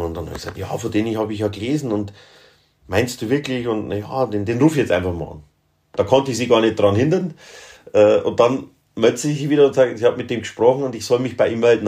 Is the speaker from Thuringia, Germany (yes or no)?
no; Upper Palatinate, Bavaria, Germany; ich bin ja ein, ein Oberpfälzer, also Mittelgebirgler